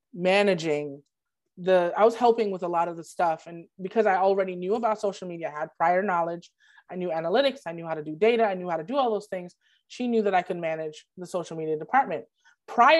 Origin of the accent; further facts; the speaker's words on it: Brooklyn, New York, United States; I am from Brooklyn